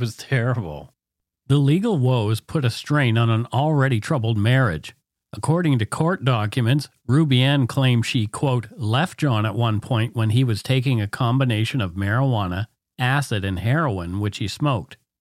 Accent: Canada; We are ordinary Canadian schmucks

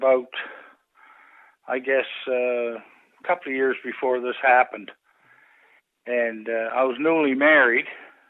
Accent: Stellarton, Nova Scotia, Canada; moved away as an adult; also born or lived in Clarenville, Newfoundland; I came from Stellarton, Nova Scotia. That's where my home is.

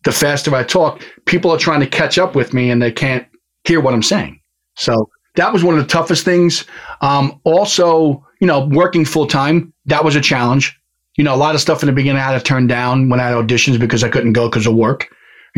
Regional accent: New York, United States; as a New Yorker, and I'm sure you can tell right now, the way I talk is I had a tendency to talk really, really fast.

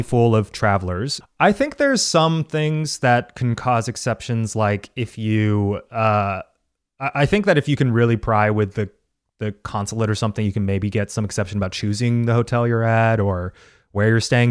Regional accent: United States; as an American

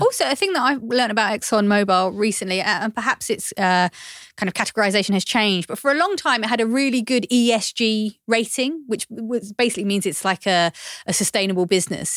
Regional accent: London, United Kingdom; I grew up in East London

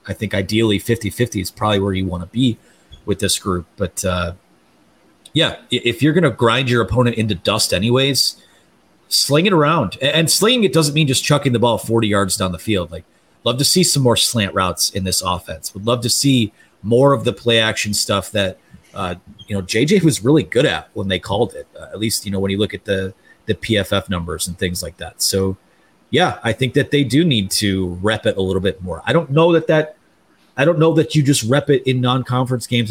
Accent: Taylor, Michigan, United States; I'm from Taylor. I'm from the Downriver area

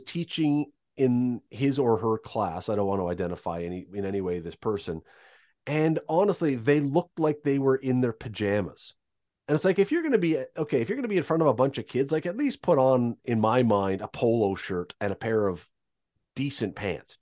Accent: Toronto, Ontario, Canada; I was growing up in Toronto

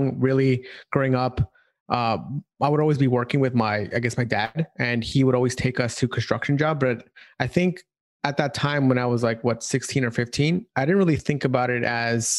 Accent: New York City, New York, United States; moved away as an adult; also born or lived in San Francisco; I'm from New York City, and basically I went to school in upstate New York

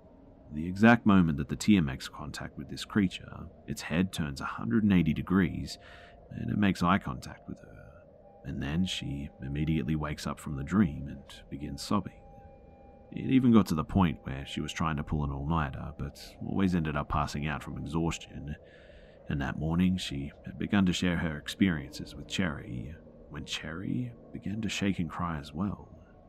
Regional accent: Australia; I'm half Ethiopian, so I definitely don't look white, but when I told her that I'm Australian, she suddenly became kind of withdrawn.

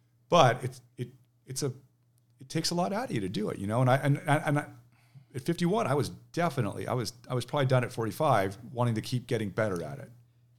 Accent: Manhattan Beach, California, United States; now in Seattle, United States; So I grew up in Manhattan Beach.

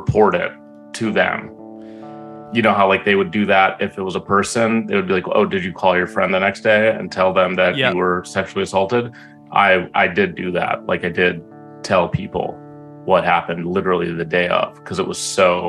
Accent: Egypt; in Egypt, I was born in Egypt

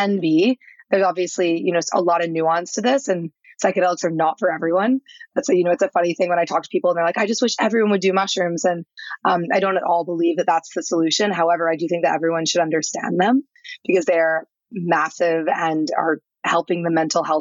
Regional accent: St. Louis, Missouri, United States; I'm from Missouri. I did not grow up with, any understanding of psychedelics. I'm literally from the middle of nowhere in St. Louis

